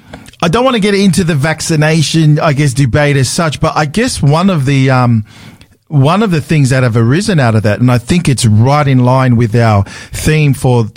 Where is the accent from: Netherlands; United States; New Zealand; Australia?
Australia; So I was born in Australia. So, but my parents, I guess, immigrated here from the Pacific Islands, from Tonga, probably in the mid-70s. So, I pretty much grew up here, so I'm pretty much a second generation.